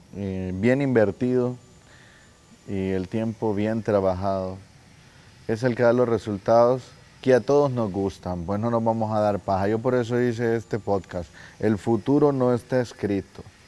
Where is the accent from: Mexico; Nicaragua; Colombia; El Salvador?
El Salvador; yo soy del Salvador hermosa, hermosa esta bandera. Eh, soy del Salvador